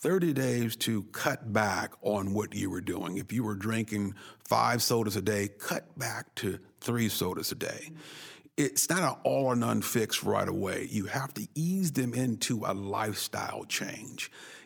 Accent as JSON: {"language": "English", "town": "Oakland", "region": "California", "country": "United States", "tie": "born or raised there", "also_born_or_lived": "Berkeley", "said": "I grew up in Berkeley in Oakland, California"}